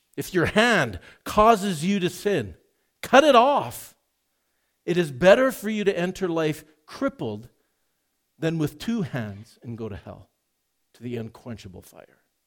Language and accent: English; Edmonton, Alberta, Canada; Growing up in Edmonton